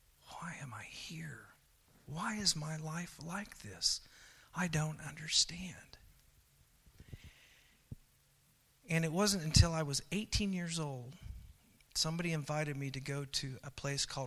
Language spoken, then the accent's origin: English; Oklahoma, United States; also born or lived in Hawaii; as I was growing up in Oklahoma